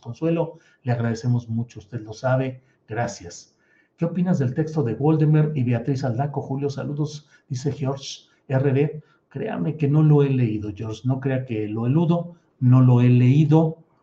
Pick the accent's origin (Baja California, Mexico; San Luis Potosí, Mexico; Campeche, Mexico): San Luis Potosí, Mexico; moved away as an adult; also born or lived in Torreón, Coahuila / Mexico City; now in Zapopan, Mexico; desde mi tierra natal, Torreón, Coahuila, que soy un lagunero, pues sí, ya también muy correteado y muy apedreado porque han dado para arriba y para abajo en San Luis Potosí, donde eh, crecí, donde viví mi juventud